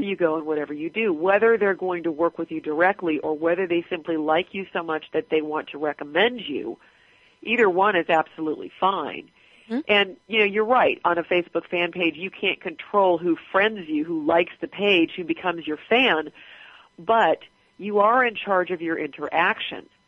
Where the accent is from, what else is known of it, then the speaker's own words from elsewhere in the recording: Southern California, United States; moved away; also born or lived in Atlanta / Groton, Massachusetts; we were both from California. She was from Northern, I was from Southern